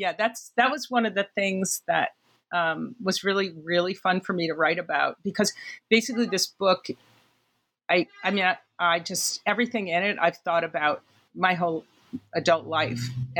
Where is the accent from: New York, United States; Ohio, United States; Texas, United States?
New York, United States; New York City; I think that most New Yorkers have kind of a series of conceits about New York, being a New Yorker and stuff. But I think one of mine is that we walk as a group really beautifully.